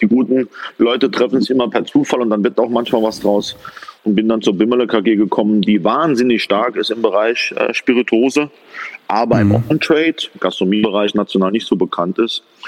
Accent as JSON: {"language": "German", "region": "Saarland", "country": "Germany", "tie": "born or raised there", "also_born_or_lived": "Paderborn", "said": "Bin geboren im schönen Saarland, äh, dort als Sohn eines Fachgroßhändlers"}